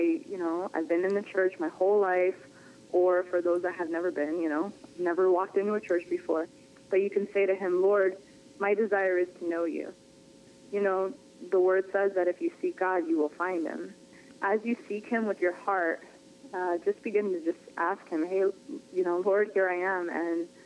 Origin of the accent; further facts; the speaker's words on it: Worcester, Massachusetts, United States; moved away as an adult; now in Florida, United States; I grew up in Worcester. It's like right in the middle.